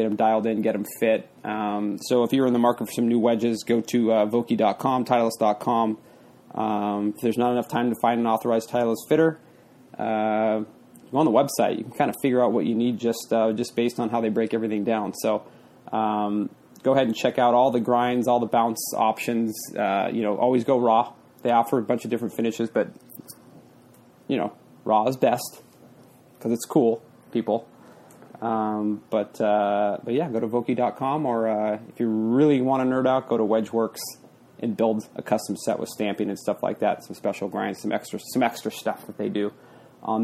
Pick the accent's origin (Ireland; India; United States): United States; now in Toronto, Canada; American living in Toronto